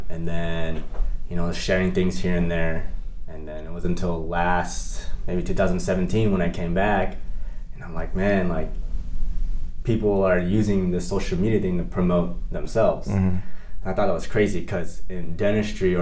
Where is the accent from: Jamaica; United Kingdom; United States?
United States; San Diego, California; also born or lived in Indiana / Ohio; Born and raised in San Diego. Went to high school here